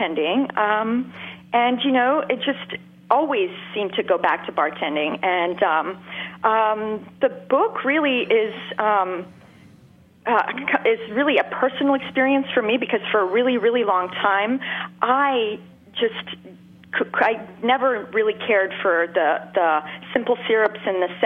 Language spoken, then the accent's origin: English; Montreal, Quebec, Canada; Montreal. I grew up in Montreal